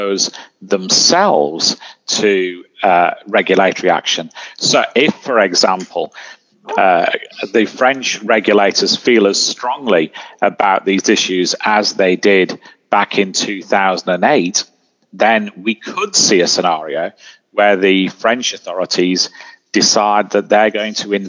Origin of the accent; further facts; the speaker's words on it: United Kingdom; I'm British